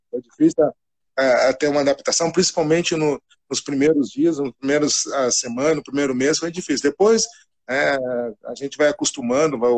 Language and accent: Portuguese; Cachoeira do Sul, Rio Grande do Sul, Brazil; now in Chapecó, Brazil; eu sou gaúcho, do Rio Grande do Sul, eu sou natural de Cachoeira do Sul, né, no Rio Grande do Sul, e, e, hoje eu resido na minha residência, moro em Chapecó, Santa Catarina.